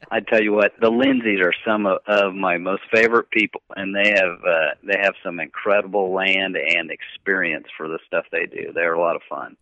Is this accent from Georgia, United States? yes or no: no; Kansas, United States; I grew up in Kansas